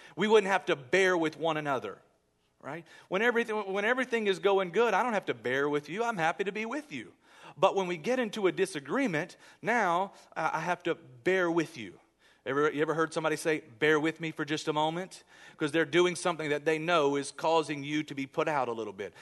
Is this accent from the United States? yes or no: yes; United States; I love being American